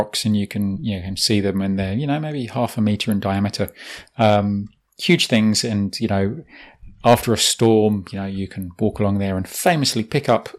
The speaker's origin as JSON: {"language": "English", "region": "England", "country": "United Kingdom", "moved": "yes", "lives_now": "New Zealand", "said": "as an English person myself"}